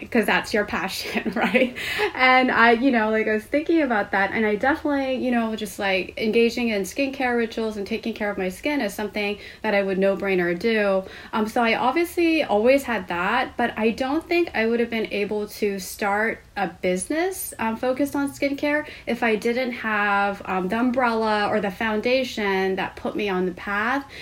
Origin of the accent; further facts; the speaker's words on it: Seoul, South Korea; moved away as an adult; now in United States; I grew up in Seoul, Korea